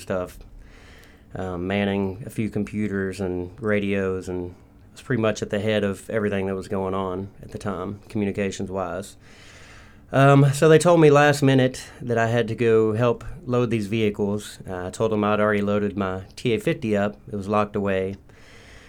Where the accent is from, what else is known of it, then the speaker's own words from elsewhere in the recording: Lexington, Kentucky, United States; also born or lived in Orlando, Florida / Nashville, Tennessee / Clarksville, Tennessee / Bourbon County, Kentucky; I was born in Lexington, Kentucky